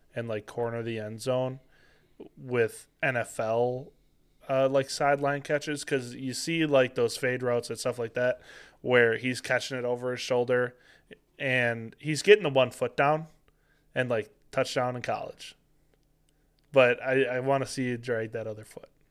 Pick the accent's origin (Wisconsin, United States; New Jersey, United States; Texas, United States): Wisconsin, United States; Green Bay; born and raised in Green Bay